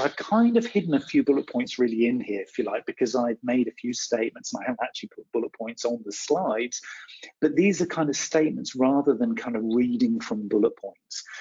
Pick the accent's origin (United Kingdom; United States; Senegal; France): United Kingdom; West Country, South West England; I'm from the West Country uh, here in the UK.